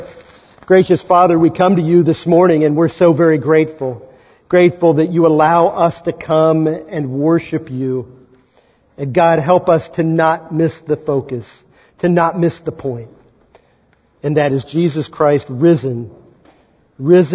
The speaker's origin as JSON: {"language": "English", "region": "Kansas", "country": "United States", "accent": "Kansan", "said": "my native tongue, Kansan"}